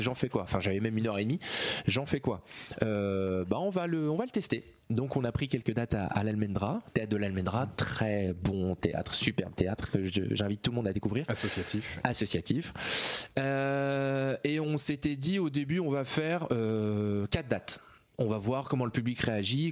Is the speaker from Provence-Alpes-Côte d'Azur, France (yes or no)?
no; Rouen, Normandy, France; venant de, de des Hauts de Rouen